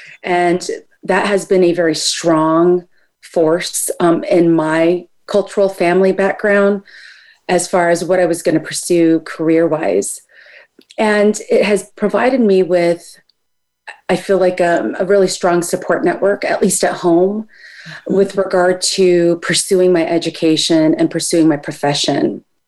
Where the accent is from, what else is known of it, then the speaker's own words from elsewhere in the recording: United States; I am both Filipina, and I know I am a product of the United States. So I am American as well.